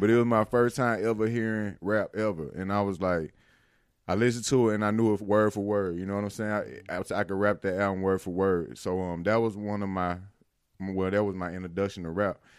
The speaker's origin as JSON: {"language": "English", "town": "Louisville", "region": "Mississippi", "country": "United States", "tie": "born or raised there", "also_born_or_lived": "Carthage, Mississippi", "said": "I'm from Winston County, man. Um, I was born and raised there."}